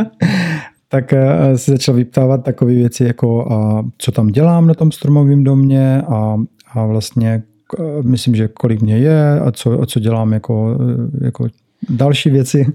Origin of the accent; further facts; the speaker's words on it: Brno, South Moravian Region, Czechia; moved away as an adult; now in Bali, Indonesia; tady u nás v Brně